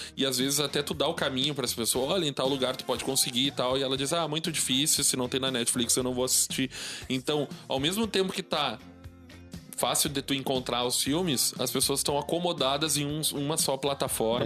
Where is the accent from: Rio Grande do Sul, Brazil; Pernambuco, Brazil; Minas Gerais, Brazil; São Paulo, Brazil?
Rio Grande do Sul, Brazil; São Sepé; Sou gaúcho, cara. Olha só. Sou, do, sou de São Cepé